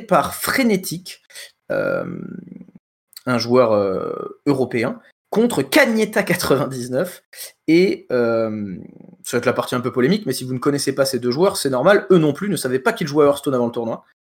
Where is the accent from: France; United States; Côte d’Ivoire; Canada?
France; on est français